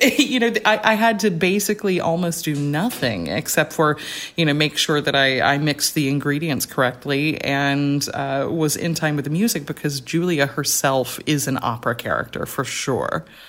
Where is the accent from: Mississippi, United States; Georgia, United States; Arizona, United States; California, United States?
Georgia, United States; Rome; I was at a small liberal arts college in my hometown called Shorter College